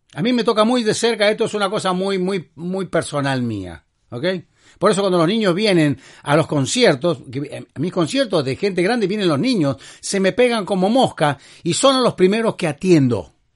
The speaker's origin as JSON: {"language": "Spanish", "country": "Argentina", "said": "soy argentino"}